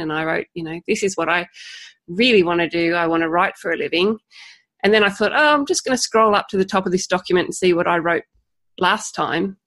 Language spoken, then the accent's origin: English; Tasmania, Australia; I hope you can understand my accent. I come from Tasmania